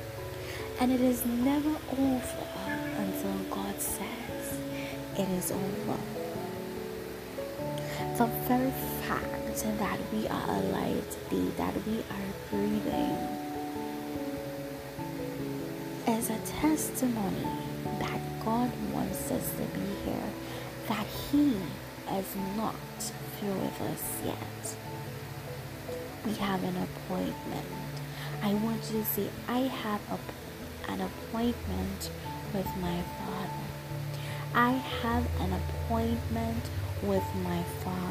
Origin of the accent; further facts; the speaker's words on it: St. Lucia; I am from St. Lucia.